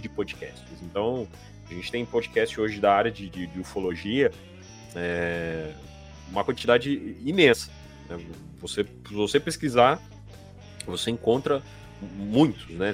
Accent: interior of São Paulo, Brazil; eu sou também do interior de São Paulo

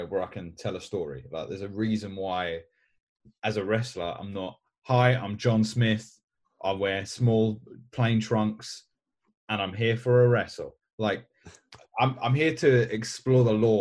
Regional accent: London, United Kingdom; I know it doesn't really seem from my accent because I grew up in East London, but all my family's from Galway

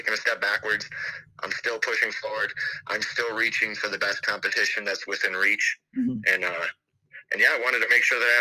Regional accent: Harvey, Illinois, United States; I grew up in Harvey

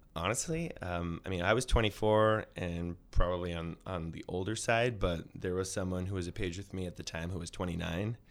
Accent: New York City, New York, United States; also born or lived in Upper West Side, Manhattan; I'm from Brooklyn originally. I grew up in Flatbush.

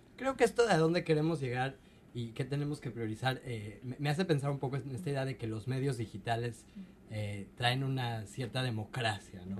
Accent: Mexico; now in Seattle, United States; en mi caso, como mexicano

